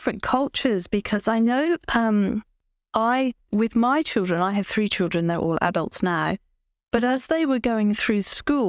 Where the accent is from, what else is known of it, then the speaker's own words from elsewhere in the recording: United Kingdom; But I'm British, and my upbringing probably had a big influence on that.